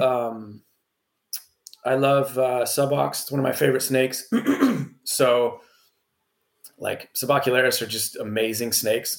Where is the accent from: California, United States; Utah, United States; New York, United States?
California, United States; I'm from California, so that's like my backyard.